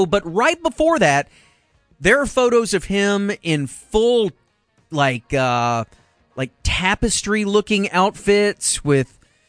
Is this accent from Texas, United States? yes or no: yes; Texas, United States; growing up in Texas